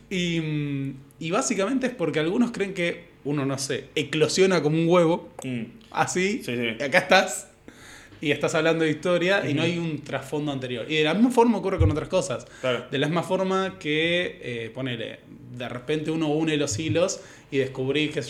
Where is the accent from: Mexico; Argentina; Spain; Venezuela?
Argentina; Morón, Buenos Aires Province; moved away as an adult; now in Buenos Aires, Argentina; ni siquiera en el centro de Morón, sino en la parte de Morón que linda con la Matanza. Ok. Cerca del Carrefour de San Justo, esa zona.